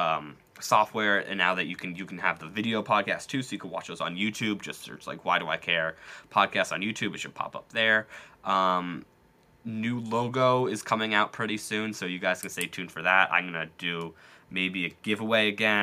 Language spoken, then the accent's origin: English; United States; not even as an American